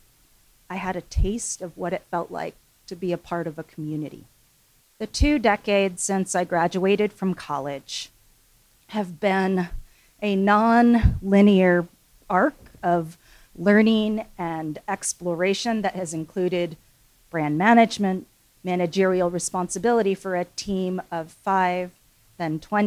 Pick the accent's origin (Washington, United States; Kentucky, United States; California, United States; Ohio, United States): Washington, United States; Seattle; also born or lived in Seoul, South Korea; I was adopted when I was 6 months old and grew up here in Seattle.